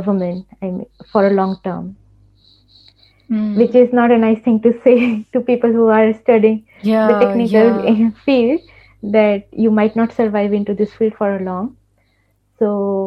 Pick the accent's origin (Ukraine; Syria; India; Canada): India; moved away as an adult; also born or lived in Dubai; now in Germany; being an Indian